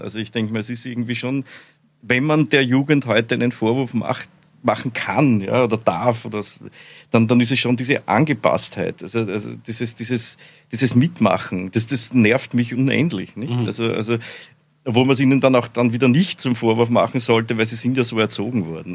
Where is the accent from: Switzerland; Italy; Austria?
Austria; accent: Austrian; bin ja Österreicher, wie Sie wahrscheinlich alle, alle leicht hören Hört können